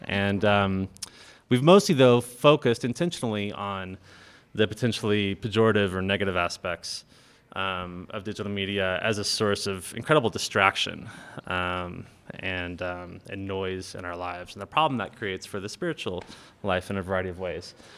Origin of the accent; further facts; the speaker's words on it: United States; we Western Christians, we live lives of incredible privilege and power just by virtue of being American